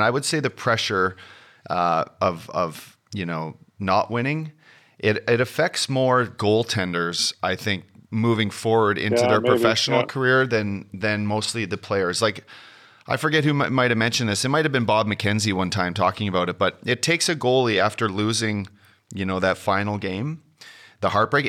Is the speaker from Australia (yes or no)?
no; Canada; well, you're always expected to win as a Canadian, especially on home turf.